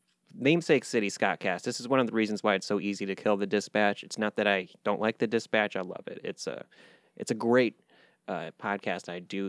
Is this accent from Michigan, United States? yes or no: yes; Clarkston, Michigan, United States; now in Hamtramck, United States; Not this neck of the woods. I hail originally by birth from Clarkston.